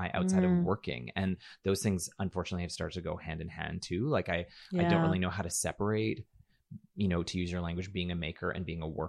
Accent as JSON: {"language": "English", "region": "Alberta", "country": "Canada", "also_born_or_lived": "Toronto", "said": "I'm from Alberta, so, you know, and I know there's stereotypes about Alberta as well"}